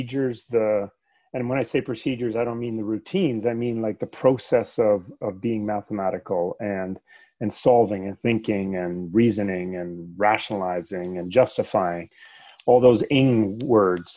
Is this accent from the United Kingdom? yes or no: no; Canada; English is a second language; also born or lived in Sweden; I was born in Sweden, actually. And we moved from Sweden to Canada when I was 8 years old